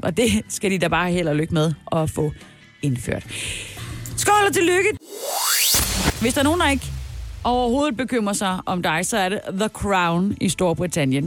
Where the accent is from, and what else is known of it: Denmark